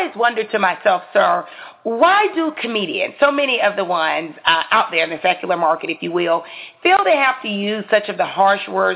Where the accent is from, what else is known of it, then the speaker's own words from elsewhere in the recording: the South, United States; I am from the South.